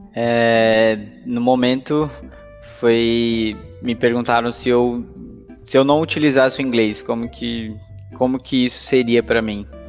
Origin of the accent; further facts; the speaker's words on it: Brazil; also born or lived in Canada / Santos; sou natural do Brasil, né? Hoje moro em Santos